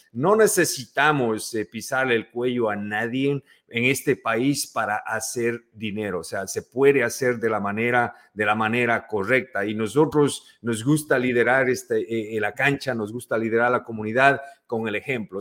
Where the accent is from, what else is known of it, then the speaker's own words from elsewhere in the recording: Ecuador; moved away as an adult; now in New York, United States; yo soy ecuatoriano